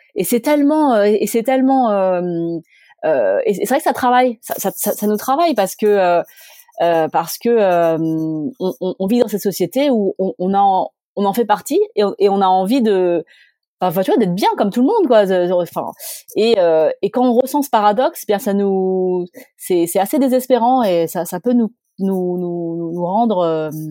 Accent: Grenoble, Auvergne-Rhône-Alpes, France; je viens de Grenoble, euh, eh bien, je viens de Grenoble

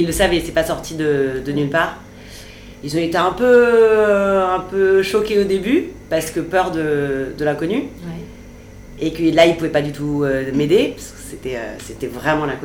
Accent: France; Je suis française, finalement il y, a une cohérence.

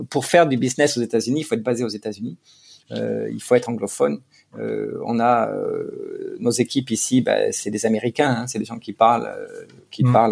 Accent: France; now in United States; On euh, on cache pas qu'on est français, on est fier d'être français

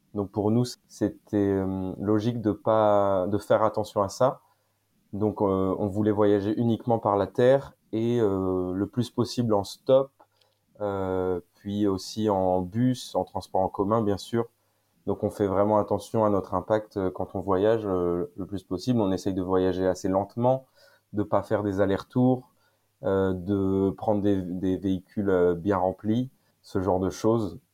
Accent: Saint-Malo, Brittany, France; je viens de Bretagne, plutôt euh, de Saint-Malo

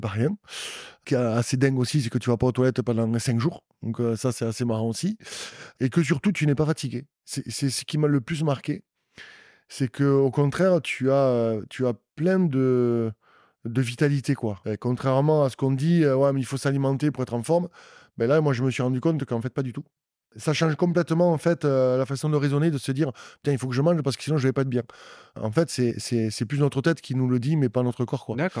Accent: Auch, Occitania, France; also born or lived in Agen; je suis né à Auch donc je suis un vrai, un vrai un vrai gersois, et mes parents sont de là.

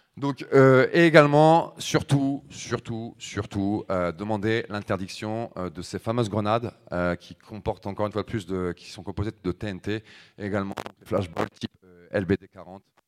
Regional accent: Oise, near Compiègne, Hauts-de-France, France; 40 ans, donc je viens de l'Oise, à côté de Compiègne.

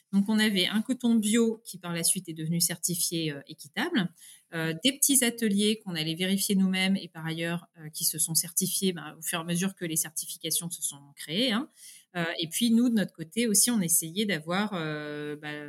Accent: France; accent: French; Et l'anglais, je le parle, bah, oui, beaucoup mieux, voilà couramment, mais euh, par contre, j'ai un petit accent français.

